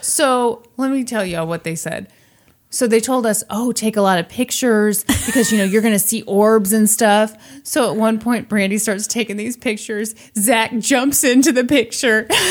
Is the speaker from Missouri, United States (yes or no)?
yes; Missouri, United States; I was born in Missouri, live in Missouri